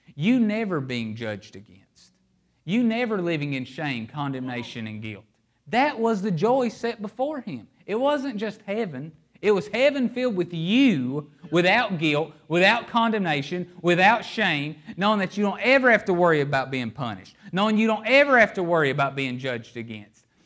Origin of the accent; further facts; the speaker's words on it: Appalachia, United States; I'm from Appalachia.